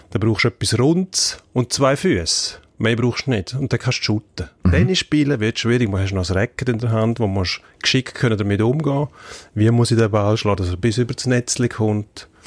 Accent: Switzerland; Das sehen wir hm. bei uns in der Schweiz, das in jedem Land.

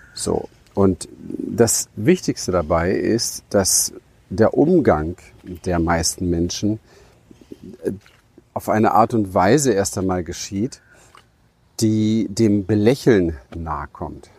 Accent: Berlin, Germany; ich bin ja in Berlin im Hinterhof aufgewachsen

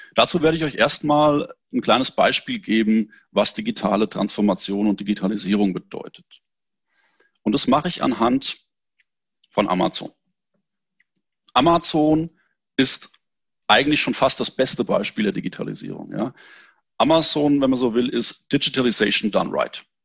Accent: near Frankfurt, Hesse, Germany; Ich komme aus Hessen, in der Nähe von Frankfurt

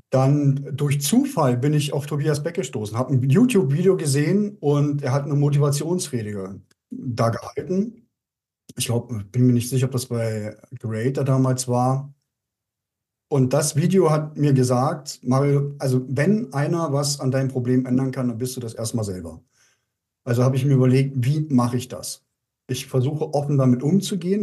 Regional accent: Germany; moved away as an adult; Bin dann zurückgekommen in meine alte Heimat. Ich lebe ja zwischen Leipzig und Berlin

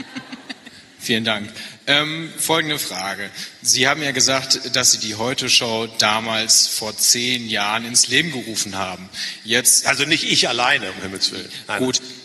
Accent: North Rhine-Westphalia, Germany; sage ich als Ostwestfale

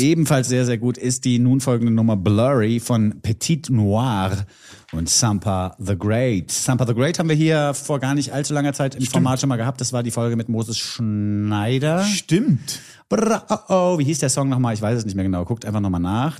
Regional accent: Bavaria, Germany; Für mich als Bayer

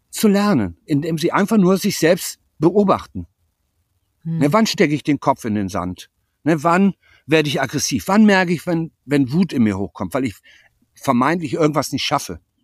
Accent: Germany; moved away as an adult; also born or lived in Lübeck; Hier habe ich 18 Jahre gelebt, dann bin ich vor bin ich vor knapp 40 Jahren an die Ostsee gewechselt und bin jetzt wieder zurück

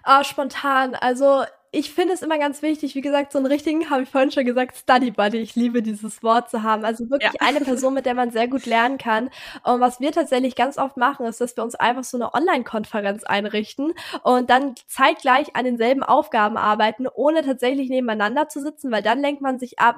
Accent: Hamburg, Germany; ich komme aus Hamburg

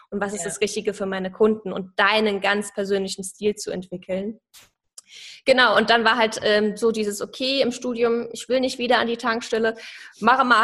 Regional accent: Saarland, Germany; Ich komme so aus dem Saarland.

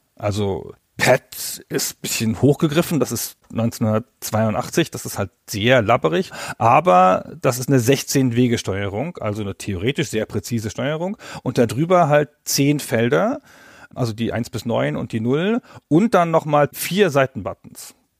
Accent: Northern Germany, Germany; bei uns in Norddeutschland

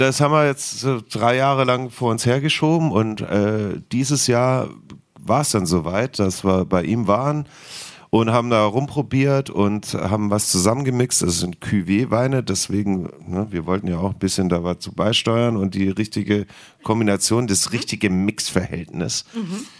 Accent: Heidenheim, Baden-Württemberg, Germany; now in Berlin, Germany; ich stehe zu meiner Heimat, hat eine wundervolle Kindheit

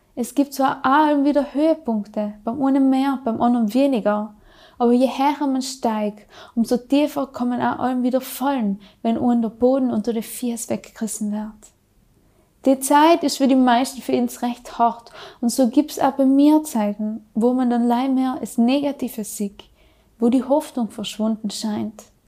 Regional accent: South Tyrol, Trentino-Alto Adige, Italy; accent: South Tyrolean; bei uns in Südtirol

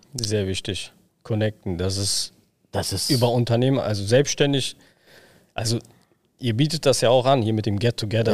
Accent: Berlin, Germany; Ja, da geboren, aufgewachsen

